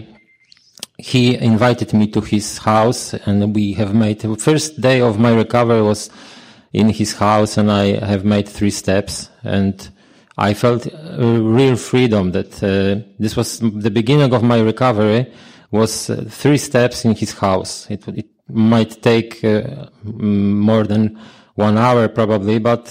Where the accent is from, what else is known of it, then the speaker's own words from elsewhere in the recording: Poland; I'm a sexaholic from Poland